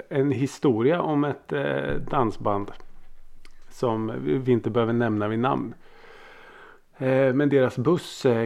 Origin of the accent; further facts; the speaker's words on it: Norrköping, Östergötland, Sweden; Jag {S1} är ju född och uppvuxen i Norrköping. Så eh, där stod ju … bussen.